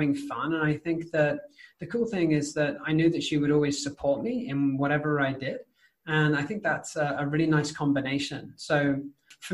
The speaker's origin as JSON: {"language": "English", "country": "United Kingdom", "said": "as a British person, right, it is polite to finish everything on your plate because we're British"}